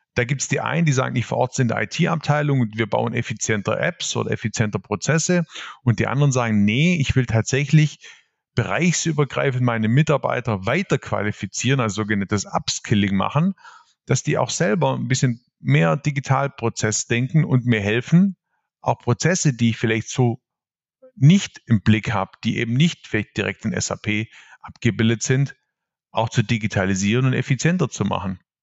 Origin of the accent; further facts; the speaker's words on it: Swabia, Baden-Württemberg, Germany; accent: Swabian; also born or lived in Ravensburg; ihr hört es jetzt gleich, ich bin Schwabe durch und durch